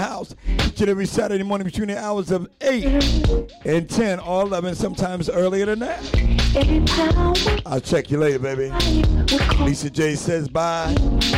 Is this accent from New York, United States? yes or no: yes; New York City, New York, United States; My hometown, New York City